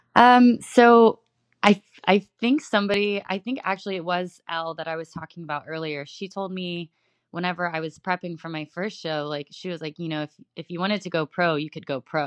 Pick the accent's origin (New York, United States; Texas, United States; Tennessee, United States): Texas, United States; Houston; now in Tampa, United States; I am originally from Houston, Texas. Uh, right now I'm in Tampa